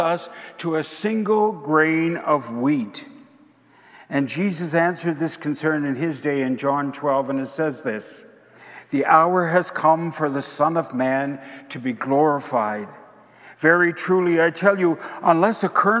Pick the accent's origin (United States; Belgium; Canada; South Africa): Canada; Prince Edward Island; As a boy growing up in Prince Edward Island